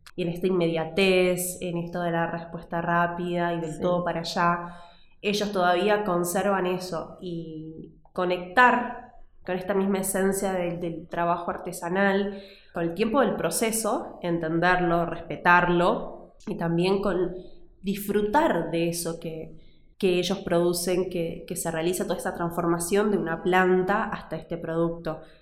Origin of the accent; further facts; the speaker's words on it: Tucumán, Argentina; moved away as an adult; now in Salta, Argentina; Y yo me crié en Tucumán